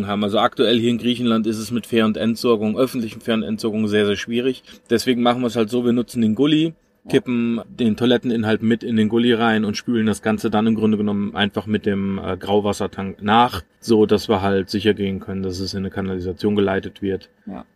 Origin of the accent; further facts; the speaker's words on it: Germany; wir als Deutsche